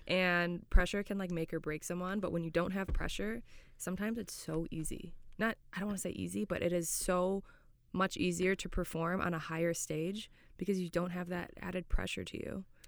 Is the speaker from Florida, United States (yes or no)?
yes; Florida, United States; moved away as an adult; now in Scotland; I'm from Florida